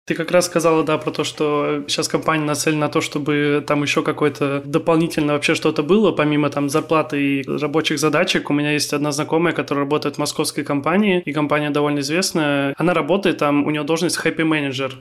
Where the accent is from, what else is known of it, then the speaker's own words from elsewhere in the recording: Kaliningrad, Kaliningrad Oblast, Russia; я хоть и родился и живу в Калининграде